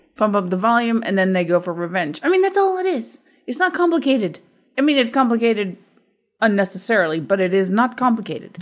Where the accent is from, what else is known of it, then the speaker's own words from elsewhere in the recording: Midwest, United States; in my life growing up in the Midwest